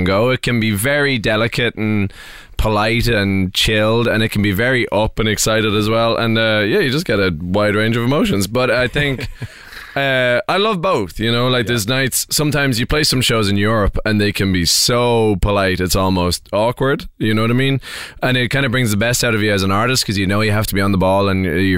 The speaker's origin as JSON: {"language": "English", "country": "Ireland", "said": "I'm an Irish singer-songwriter"}